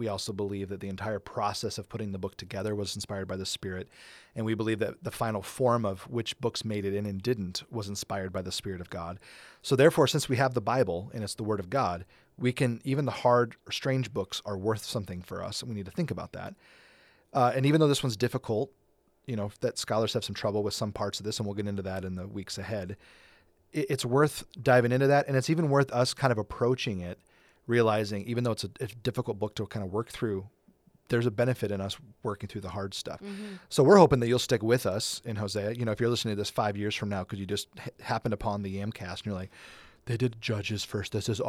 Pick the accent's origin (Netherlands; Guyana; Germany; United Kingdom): United Kingdom; England; Because we're English, you know, we're very white and very English